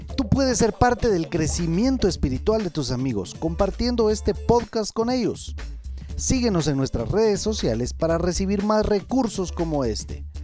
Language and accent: Spanish; Guatemala; nosotros, los chapines